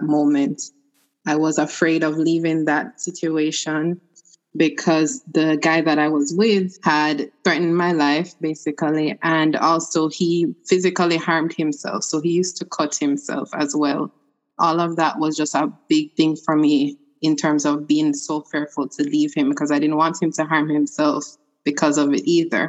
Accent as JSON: {"language": "English", "town": "Kingston", "country": "Jamaica", "moved": "yes", "lives_now": "Florida, United States", "said": "I am originally from Kingston, Jamaica, but I now reside in Florida in the U.S."}